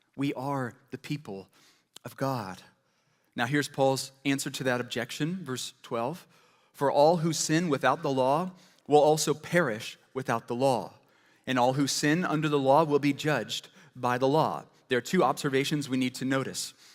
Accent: Ames, Iowa, United States; first language English; I was born in Ames, Iowa

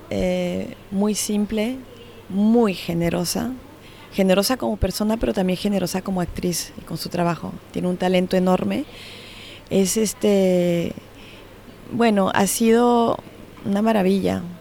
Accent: Switzerland; Nosotros comenzamos con la producción suiza porque yo también soy suiza.

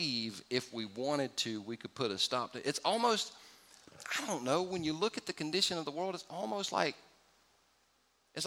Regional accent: California, United States; I was born in the United States of America. Now, I was born in California

